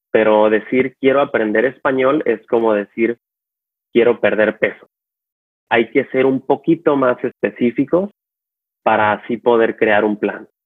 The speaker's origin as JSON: {"language": "Spanish", "town": "San Diego", "region": "California", "country": "United States", "tie": "born there", "also_born_or_lived": "Mexico", "lives_now": "Los Angeles, United States", "said": "Eh, yo eh, nací en San Diego, California, pero viví en México básicamente la mitad de mi vida porque tengo familiares en México."}